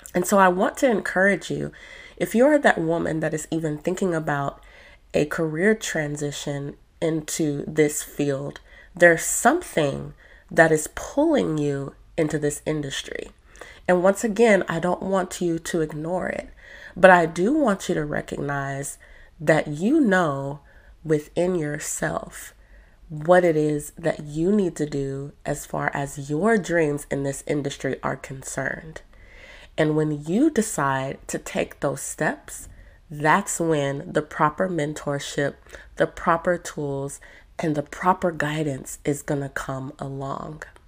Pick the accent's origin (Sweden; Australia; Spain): Spain; now in United Kingdom; I am from Spain, but I do live in the UK.